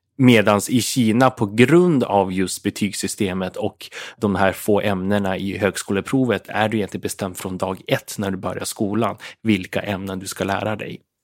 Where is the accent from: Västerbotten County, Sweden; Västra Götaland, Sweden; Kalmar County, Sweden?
Västerbotten County, Sweden; Umeå; jag växte upp i Umeå